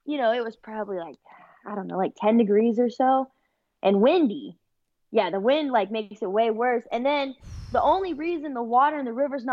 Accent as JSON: {"language": "English", "region": "California", "country": "United States", "said": "I'm from California."}